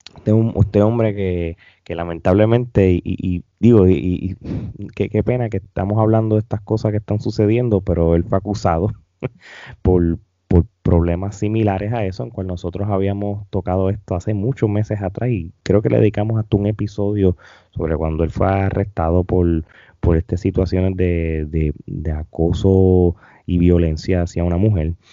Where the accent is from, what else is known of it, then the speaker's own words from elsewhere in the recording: Puerto Rico; nuestra isla del encanto